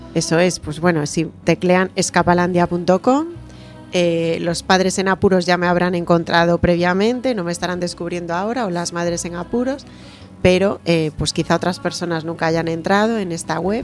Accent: Galicia, Spain; como los gallegos

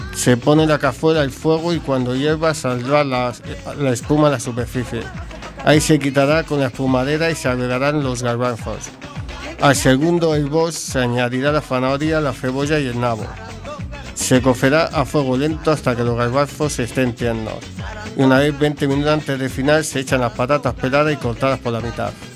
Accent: Madrid, Community of Madrid, Spain; now in A Coruña, Spain; mi tierra, Madrid.

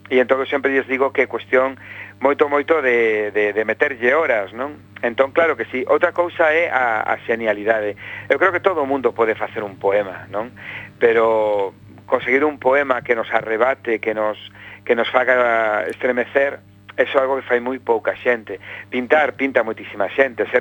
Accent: Vigo, Galicia, Spain; Bueno, eu son vigués, eh, son un vigués militante, adoro a miña cidade, eh, levo vivindo aquí 50 anos, que son os que teño, e espero vivir algo máis de 50 máis e seguir aquí.

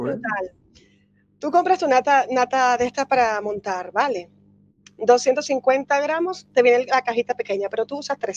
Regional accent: Venezuela; now in Spain; Soy de Venezuela, pero tengo ya 16 años, voy para 17 aquí en Galicia.

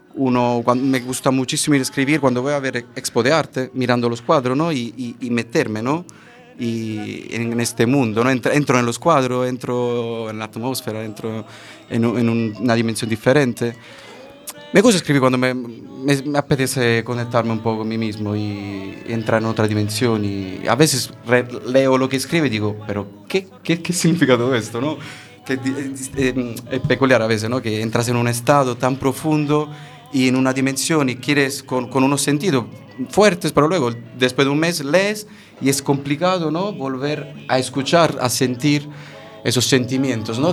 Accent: province of Caserta, Naples region, Campania, Italy; Spanish is a second language; moved away as an adult; also born or lived in Central America / Madrid; en la provincia de Caserta, la región de Nápoles, la tierra de la mozzarella.

